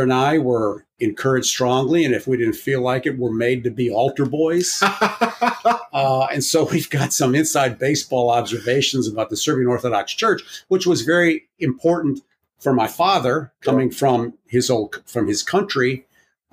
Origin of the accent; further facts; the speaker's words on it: United States; we were born in the United States, we're American citizens